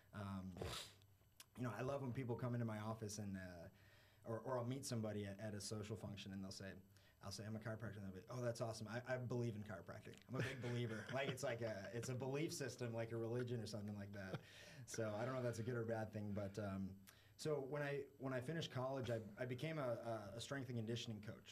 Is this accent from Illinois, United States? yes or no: yes; Chicago, Illinois, United States; moved away as an adult; also born or lived in New York; now in Miami, United States; born in New York, did a little stint in New York for like a year or two, and then uh, I was in Chicago for most of my life